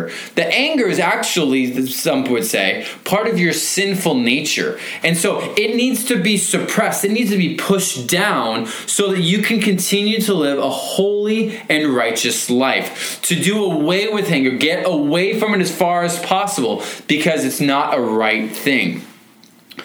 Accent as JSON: {"language": "English", "town": "Federal Way", "region": "Washington", "country": "United States", "tie": "born or raised there", "said": "I grew up here in Federal Way behind Wild Waves"}